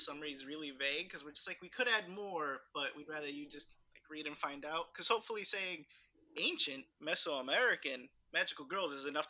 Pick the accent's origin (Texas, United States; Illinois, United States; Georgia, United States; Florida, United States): Illinois, United States; English is a second language; I grew up in Illinois pretty much the entirety of my life.